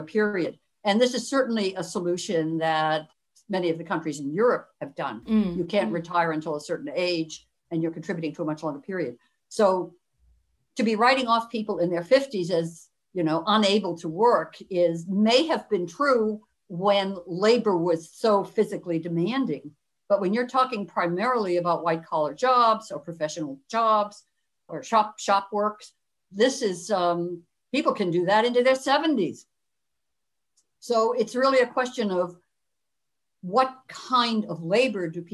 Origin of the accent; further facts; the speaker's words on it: Northeast, United States; moved away; also born or lived in Cleveland; I'm from the Northeast in the United States